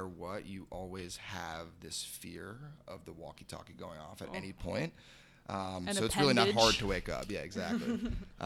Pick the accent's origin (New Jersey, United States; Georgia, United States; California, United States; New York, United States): New Jersey, United States; Montville; my hometown in Montville, New Jersey